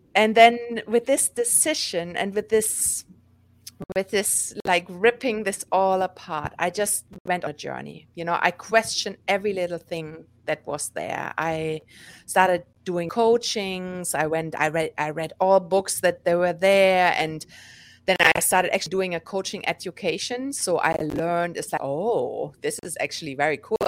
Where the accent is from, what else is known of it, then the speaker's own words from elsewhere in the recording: Germany; moved away as an adult; now in New York, United States; born and raised in Germany, and eight years ago, I moved to New York